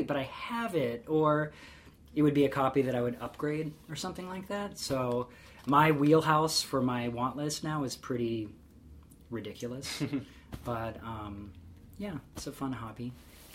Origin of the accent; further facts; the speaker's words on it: Wisconsin and Illinois, Midwest, United States; Wisconsinites and people from Illinois, you know, and I have a connection with that because those are the two states that I lived in most of my life